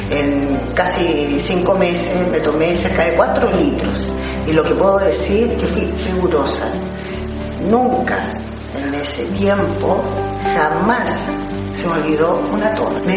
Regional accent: Santiago, Santiago Metropolitan Region, Chile; eh, tengo 57 años y soy de Santiago de Chile.

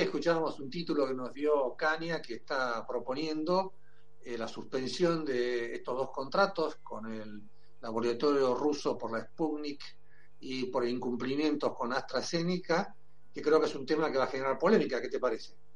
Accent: Berazategui, Buenos Aires Province, Argentina; yo soy de Verazategui

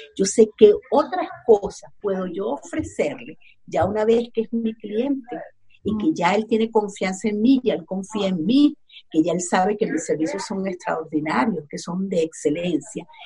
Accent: Venezuela; first language Spanish; moved away as an adult; now in Los Angeles, United States; yo soy venezolana, tengo ocho años viviendo aquí en Los Ángeles

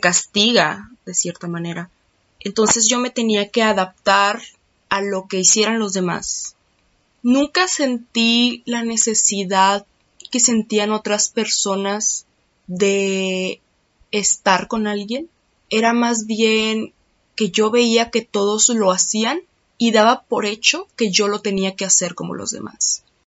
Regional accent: Mexico; born or raised there

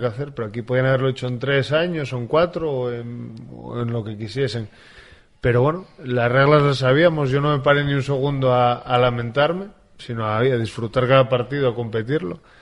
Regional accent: Infiesto, Asturias, Spain; yo que soy de, de Infiesto

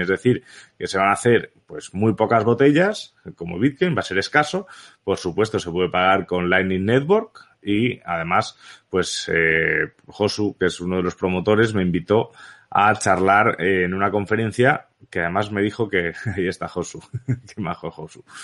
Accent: Balearic Islands, Spain; also born or lived in Barcelona; nací en Barcelona realmente, pero donde he vivido toda la vida ha sido en Baleares.

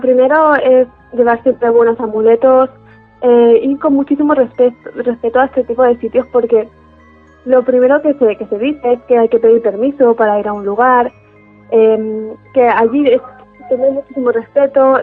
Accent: Alicante, Valencian Community, Spain; yo soy de Alicante

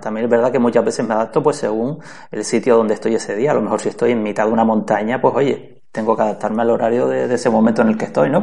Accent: Canary Islands, Spain; yo soy de Canarias

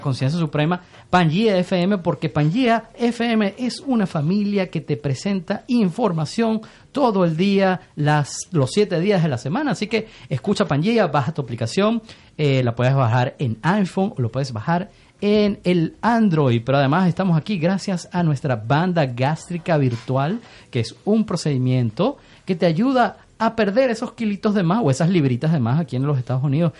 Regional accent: Caracas, Miranda, Venezuela; also born or lived in Paris, France / Canada; yo crecí en La Lagunita, y en la Universidad Metropolitana

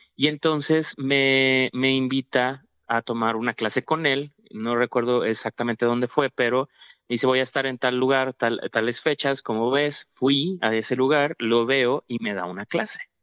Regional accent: Monterrey, Nuevo León, Mexico; moved away; fue mi primera vez que, salí de Monterrey

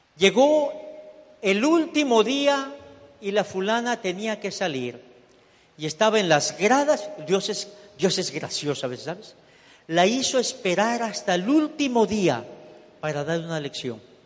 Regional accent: Ecuador; moved away as an adult; also born or lived in Miami; now in United States; me regresé para Ecuador, yo soy ecuatoriano.

